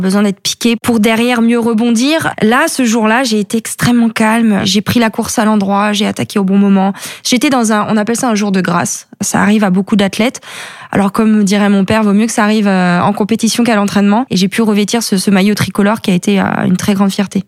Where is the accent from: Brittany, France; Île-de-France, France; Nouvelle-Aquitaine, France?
Brittany, France; Plumieux; now in Saint-Étienne-du-Gué-de-l'Isle, France; je suis originaire de Plumieux euh, et j'habite aujourd'hui à Saint-Étienne-du-Gué-de-Lille